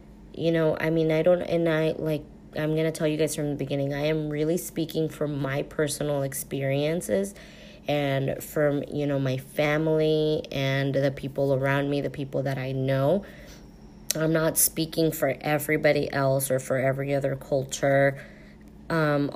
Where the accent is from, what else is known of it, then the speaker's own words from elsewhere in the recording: United States; also born or lived in Mexico; I was born in Mexico, both Mexican parents. I was raised here, came here very, very young when I was only 10 months old